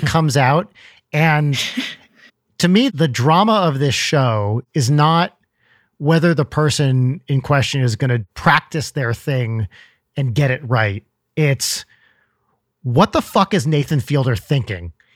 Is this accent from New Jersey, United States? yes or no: yes; New Jersey, United States; moved away; I grew up in North Jersey